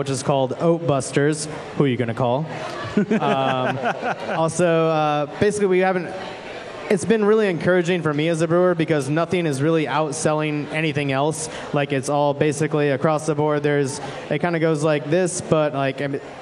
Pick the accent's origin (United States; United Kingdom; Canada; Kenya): United States; Seattle, Washington; moved away; I'm from Seattle, so I had no idea what Mick Golden Light was when I moved here